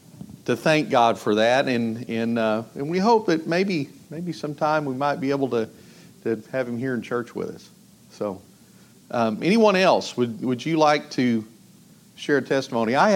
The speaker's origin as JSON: {"language": "English", "region": "Northeast Texas", "country": "United States", "said": "I'm from Northeast Texas"}